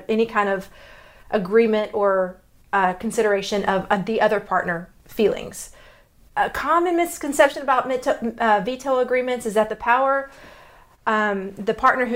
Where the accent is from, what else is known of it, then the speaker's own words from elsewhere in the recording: Texas, United States; accent: Texas; my Texas accent